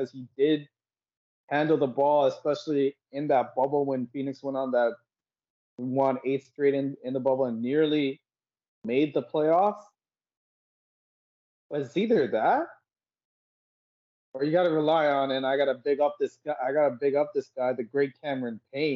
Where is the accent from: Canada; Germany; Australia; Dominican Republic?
Canada; also born or lived in Sri Lanka (ancestry)